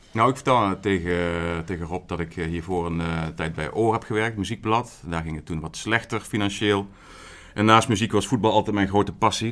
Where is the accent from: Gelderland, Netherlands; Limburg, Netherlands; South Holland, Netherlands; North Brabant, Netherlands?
Limburg, Netherlands; Horst aan de Maas; ik kom uit Limburg, Noord-Limburg ben ik geboren.